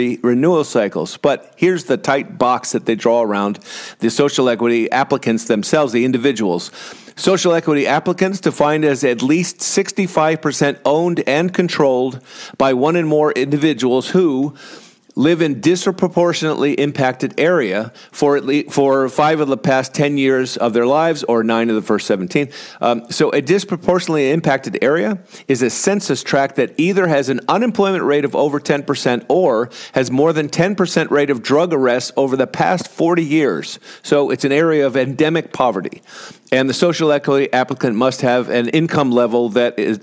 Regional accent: Connecticut, United States; moved away; my home state of Connecticut

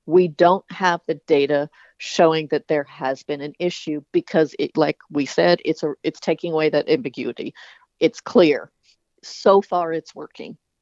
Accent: the South, United States; I was even from the South

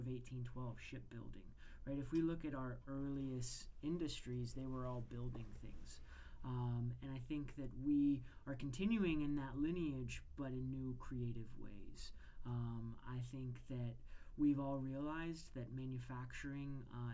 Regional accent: Crawford County, Pennsylvania, United States; also born or lived in Erie, Pennsylvania; So I was born in Erie, but I was raised in Crawford County

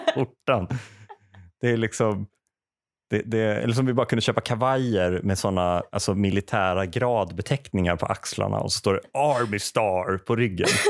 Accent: Säffle, Värmland, Sweden; moved away as an adult; also born or lived in Uppsala; jag är uppväxt värmlänning.

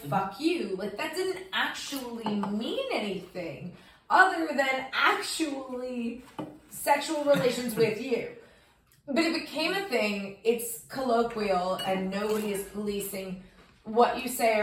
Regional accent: Connecticut, United States; moved away; also born or lived in Boston; I grew up in Connecticut.

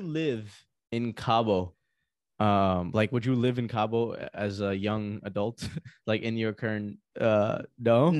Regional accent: Pakistan; moved away; Pakistan, my home country

